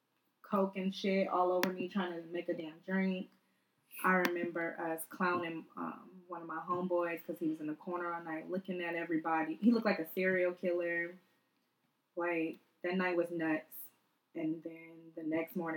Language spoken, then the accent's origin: English; Buffalo, New York, United States; moved away; I'm originally from Buffalo, New York